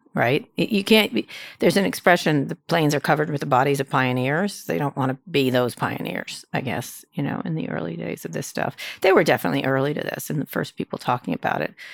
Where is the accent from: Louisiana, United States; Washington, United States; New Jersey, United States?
New Jersey, United States; Princeton; moved away; I grew up in Princeton